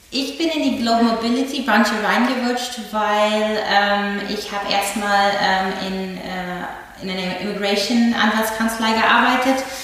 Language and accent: German; New York, United States; accent: American; German is a second language; moved away as an adult; also born or lived in Frankfurt, Germany; now in Berlin, Germany; ich bin ursprünglich aus Amerika, als US-Amerikanerin. Äh, ich komme aus New York State und ich bin in 2011 nach Deutschland gekommen